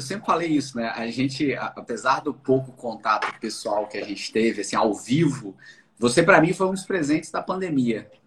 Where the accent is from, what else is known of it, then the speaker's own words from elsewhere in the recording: Bahia, Brazil; Eu fui criado na Bahia